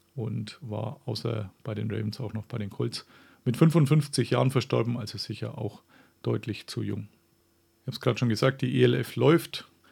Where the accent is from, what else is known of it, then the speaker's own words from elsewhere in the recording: Franconia, Bavaria, Germany; accent: Franconian; moved away; ich bin tatsächlich auch nur so 20 Kilometer von Rothenburg entfernt aufgewachsen